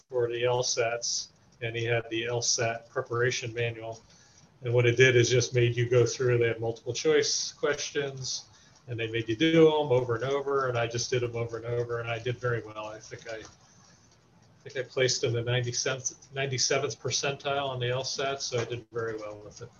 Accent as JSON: {"language": "English", "area": "Warren County", "region": "New Jersey", "country": "United States", "tie": "born or raised there", "said": "I grew up in Warren County and worked in Hunterdon County"}